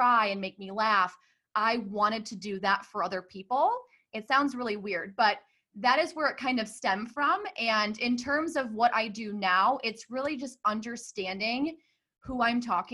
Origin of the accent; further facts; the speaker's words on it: Hoffman Estates, Illinois, United States; I grew up in Hoffman Estates, Illinois